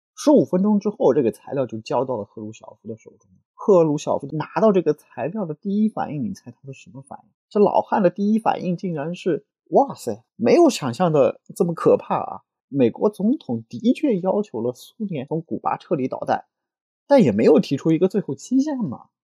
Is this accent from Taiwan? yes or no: no; China; 按照我们中国人话说的